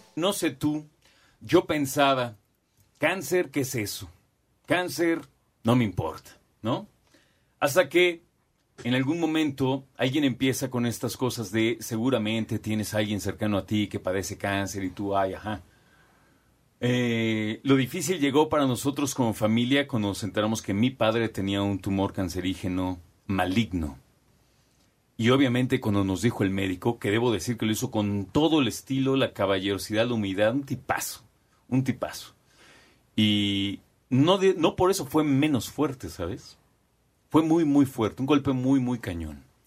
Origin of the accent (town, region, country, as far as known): Mexico